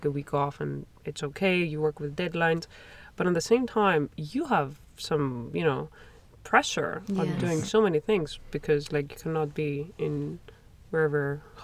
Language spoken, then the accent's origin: English; Greece; moved away as an adult; now in Montreal, Canada; I'm from Europe. I'm from Greece